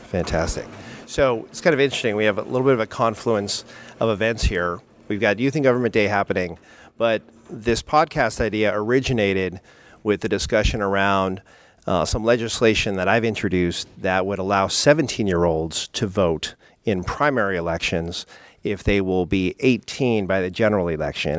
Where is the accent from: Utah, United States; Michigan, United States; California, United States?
California, United States; South San Francisco; my hometown of South San Francisco